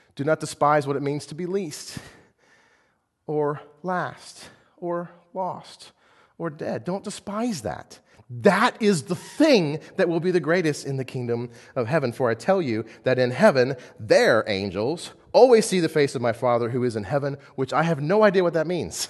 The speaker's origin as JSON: {"language": "English", "country": "United States", "said": "I am an American through and through"}